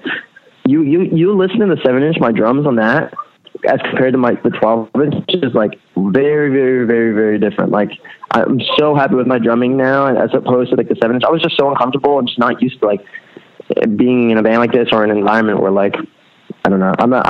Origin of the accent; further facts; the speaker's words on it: Allentown, Pennsylvania, United States; but you know, I come from Allentown. That's where I was born.